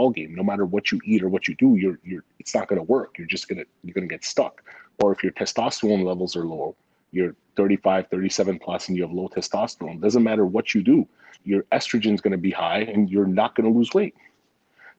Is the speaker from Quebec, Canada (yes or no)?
yes; Montreal, Quebec, Canada; born or raised there; moved away; also born or lived in Vancouver